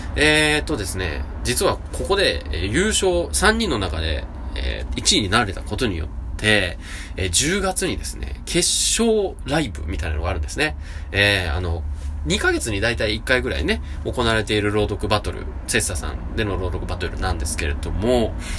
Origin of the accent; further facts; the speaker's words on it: Nagoya, Aichi, Japan; accent: Nagoya dialect; 名古屋弁である